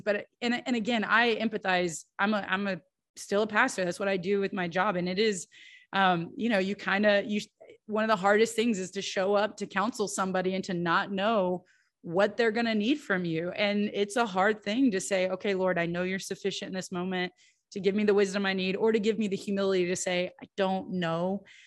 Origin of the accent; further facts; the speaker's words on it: United States; as an American